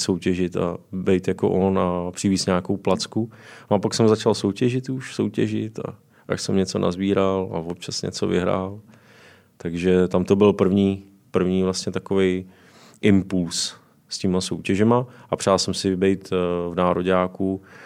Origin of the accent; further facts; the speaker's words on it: Liberec, Liberec Region, Czechia; moved away as an adult; also born or lived in Jičín; now in Vrchlabí, Czechia; jsem z Liberce, vyučil jsem se v Liberci.